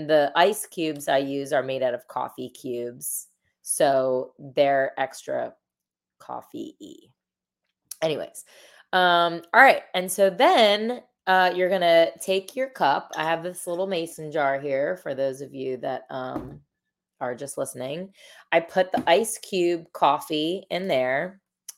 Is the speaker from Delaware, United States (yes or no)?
yes; Delaware, United States; I'm from Delaware